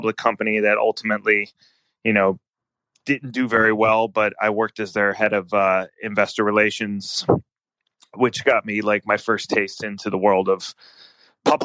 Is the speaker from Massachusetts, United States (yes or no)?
no; Philadelphia, Pennsylvania, United States; I'm from Philadelphia